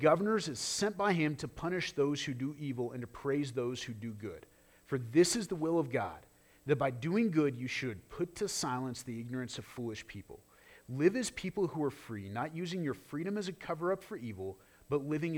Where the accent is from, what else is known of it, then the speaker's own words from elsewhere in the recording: United States; as an American, as a citizen of this country